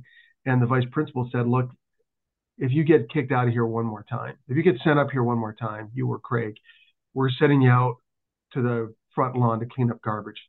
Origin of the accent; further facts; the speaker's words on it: Thunder Bay, Ontario, Canada; also born or lived in Ann Arbor, Michigan; When I was 8 years old, I moved from Ann Arbor, Michigan to Thunder Bay, Ontario.